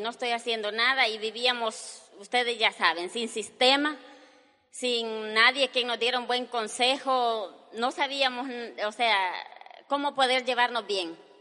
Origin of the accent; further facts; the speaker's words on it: El Salvador; nosotros somos salvadoreños los dos, mi esposo y yo